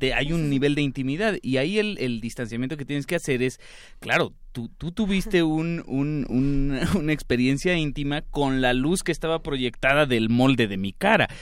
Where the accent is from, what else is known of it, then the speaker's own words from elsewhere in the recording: Mexico City, Mexico; yo como chilango